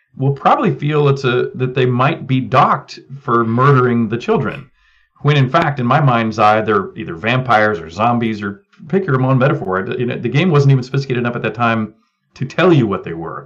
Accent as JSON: {"language": "English", "country": "United States", "also_born_or_lived": "England", "said": "I'm an American that happened to be born to American parents while uh, they were in England"}